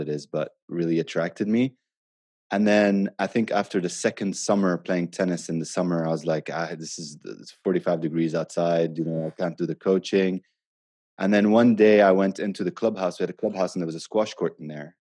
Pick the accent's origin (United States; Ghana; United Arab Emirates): United Arab Emirates; Abu Dhabi; now in Dubai, United Arab Emirates; I grew up in Abu Dhabi